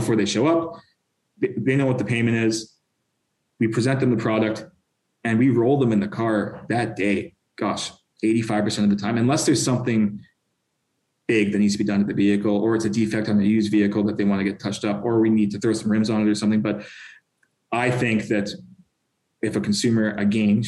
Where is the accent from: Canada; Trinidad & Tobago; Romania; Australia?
Canada; now in California, United States; I'm Canadian.